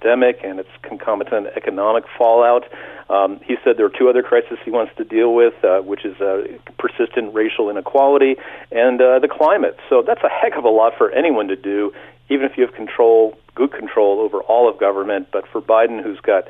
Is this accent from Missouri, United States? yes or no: no; Pennsylvania, United States; now in Canada; my home state of Pennsylvania